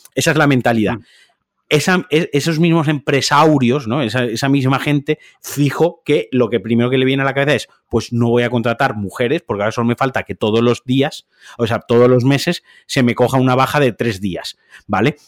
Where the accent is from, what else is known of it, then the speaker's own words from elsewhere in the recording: Valencian Community, Spain; Yo soy valenciano